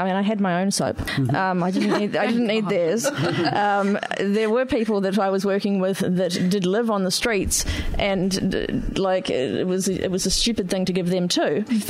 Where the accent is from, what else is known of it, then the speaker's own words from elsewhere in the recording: Christchurch, Canterbury, New Zealand; Working back in Christchurch, which is where I'm from New Zealand